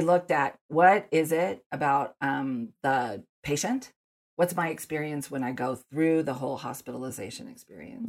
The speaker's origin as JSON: {"language": "English", "town": "Denver", "region": "Colorado", "country": "United States", "tie": "born or raised there", "said": "I grew up in Denver, and so I go back to the first day of school in elementary, middle school, high"}